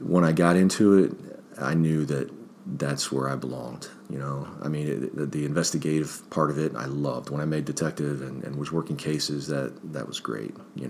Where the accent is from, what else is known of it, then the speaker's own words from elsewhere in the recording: Springfield Township, Ohio, United States; also born or lived in Akron, Ohio / Tallmadge, Ohio; I was born in Akron, raised in Springfield Township, joined the Marines right out of high school, Springfield High School, and traveled around a little bit, came back to the area